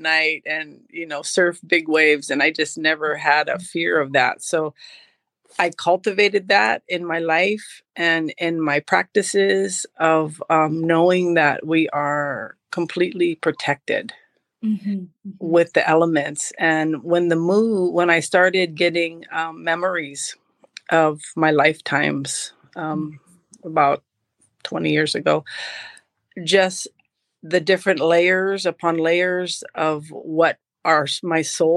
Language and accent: English; Hawaii, United States; I was born in Hawaii